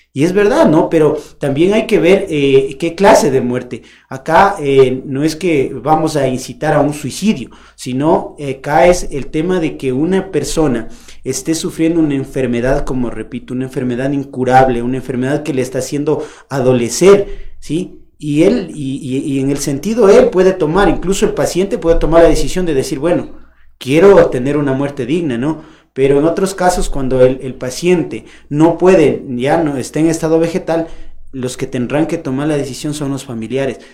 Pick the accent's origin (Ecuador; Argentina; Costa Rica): Ecuador; como, como ecuatoriano